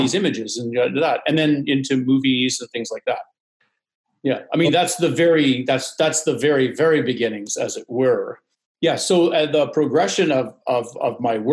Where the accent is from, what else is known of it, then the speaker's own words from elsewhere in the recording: Vancouver, British Columbia, Canada; moved away as an adult; also born or lived in Toronto; I grew up in Vancouver on the West Coast.